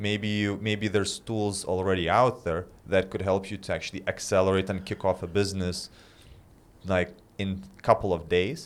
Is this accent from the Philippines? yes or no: no; Lithuania; moved away as an adult; also born or lived in London; I was back in Lithuania and when you're living in a small town, Well, not a small town, but, like, my hometown is, like, three hundred thousand people.